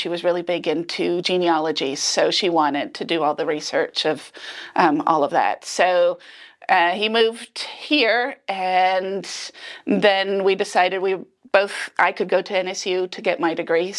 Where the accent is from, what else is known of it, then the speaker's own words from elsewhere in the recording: Spain; now in Tahlequah, United States; Spain. So, I met my husband when he was stationed in Rota in Spain.